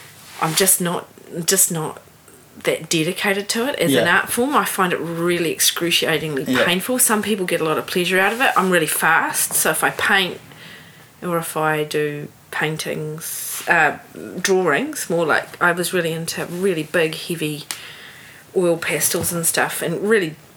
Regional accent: New Zealand; also born or lived in Sydney, Australia / San Diego, United States / Hawke's Bay, New Zealand; I'm from New Zealand. I'm not European. I am actually a New Zealander, but I'm not Māori.

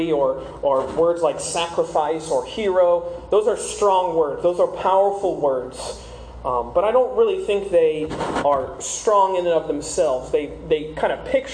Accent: South Carolina, United States; moved away as an adult; now in Southwest Ranches, United States; I'm originally from South Carolina. I moved down here a couple years ago with my wife

